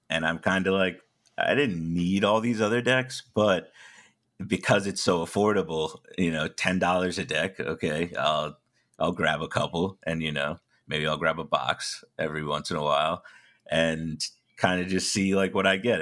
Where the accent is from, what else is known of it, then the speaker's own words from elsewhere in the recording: New York, United States; I'm from New York